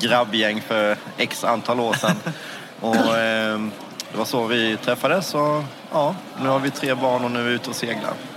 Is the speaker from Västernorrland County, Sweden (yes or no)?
no; Gnosjö, Jönköping County, Sweden; Jag kommer från Gnosjö i Småland